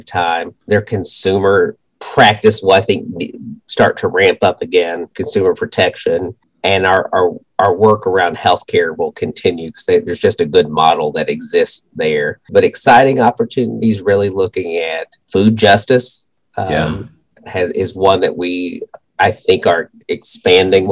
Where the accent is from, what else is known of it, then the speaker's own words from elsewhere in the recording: Monticello, Kentucky, United States; also born or lived in Covington, Kentucky; I grew up in Monticello, Kentucky, Wayne County, which borders Tennessee